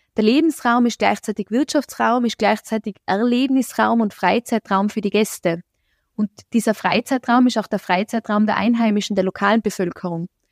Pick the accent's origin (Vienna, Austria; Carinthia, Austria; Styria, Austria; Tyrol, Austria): Tyrol, Austria; Innsbruck; ich selber habe in Innsbruck studiert, ich bin hier in Innsbruck zur Schule gegangen, komme ursprünglich woanders her